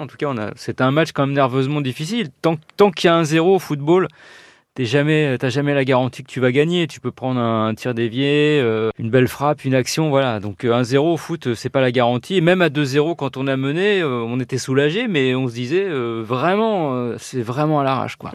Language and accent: French; France; je suis français